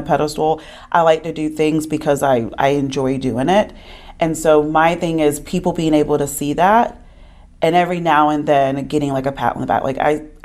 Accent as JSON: {"language": "English", "town": "Concord", "region": "North Carolina", "country": "United States", "tie": "born or raised there", "said": "I was born in Concord, North Carolina."}